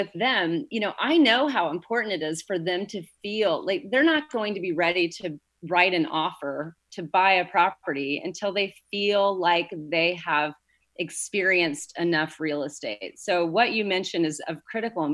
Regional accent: Indiana, United States; moved away as an adult; now in Santa Barbara, United States; I was born and raised in Indiana, and I came here in 2002

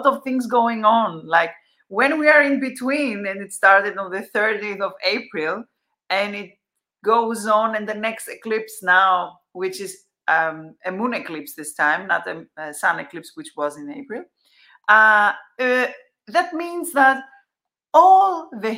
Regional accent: Athens, Attica, Greece; I come from Athens, Greece.

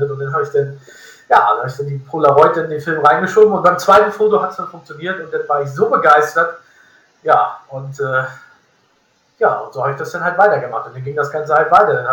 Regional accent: Northern Germany, Germany; weil da bin ich als, als Norddeutscher also wirklich weit ab vom Schuss.

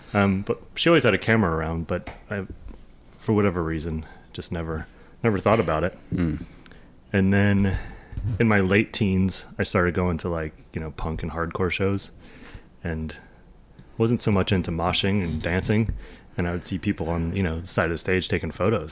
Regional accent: New Jersey, United States; also born or lived in New York / Boston / Los Angeles; I grew up skateboarding in New, New, North Jersey and New York

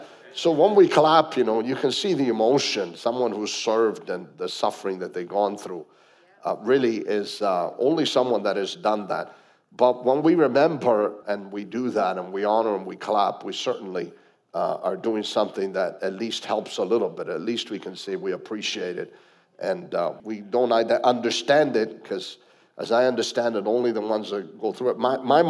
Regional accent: Canada; also born or lived in Italy; I was not born in Canada. I was born in Italy, but we chose Canada. So it's still, we're Canadians.

